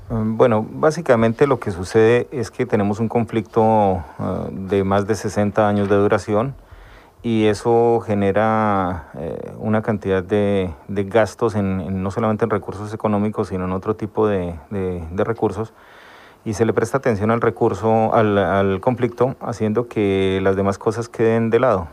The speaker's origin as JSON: {"language": "Spanish", "region": "Llanos Orientales", "country": "Colombia", "moved": "as an adult", "lives_now": "Spain", "said": "soy un eh, colombiano ya eh, establecido hace un par de años en, España. vengo de una región bastante conflictiva en Colombia, que son los llanos orientales. Viví los últimos 15 años, antes de salir de Colombia, viví allí con mi familia"}